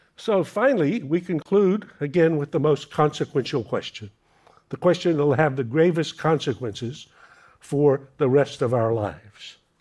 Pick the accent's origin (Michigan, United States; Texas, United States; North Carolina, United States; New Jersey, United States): North Carolina, United States; red-necked Americans like me, I'm from North Carolina